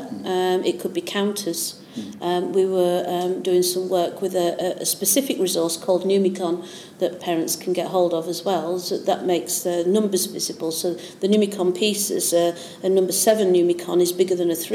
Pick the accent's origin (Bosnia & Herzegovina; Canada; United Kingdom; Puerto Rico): United Kingdom; Yorkshire and the Humber; now in East Anglia, United Kingdom; Well, I'm from Yorkshire.